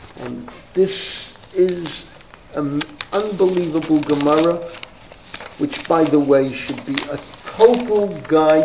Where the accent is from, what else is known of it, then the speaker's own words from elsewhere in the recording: New York, United States; also born or lived in Maplewood; That paper came to my parents' house. There was the home news from the Bronx and the New York Post.